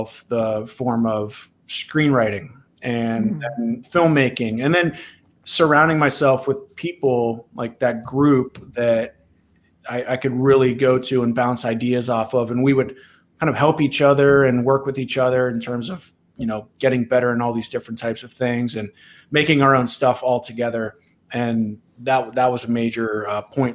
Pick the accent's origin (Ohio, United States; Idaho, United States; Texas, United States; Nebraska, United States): Ohio, United States; moved away as an adult; also born or lived in Los Angeles, California; decided to make a move back to my home state. So I currently live in Columbus, Ohio.